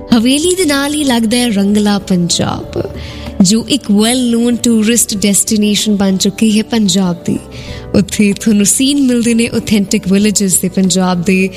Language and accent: Punjabi; Jalandhar, Punjab, India; ਸਾਡੇ ਸ਼ਹਿਰ ਜਲੰਧਰ